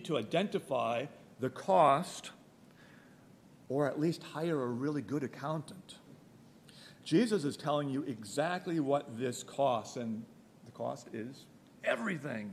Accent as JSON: {"language": "English", "town": "Milwaukee", "region": "Wisconsin", "country": "United States", "tie": "born or raised there", "said": "I grew up in Milwaukee."}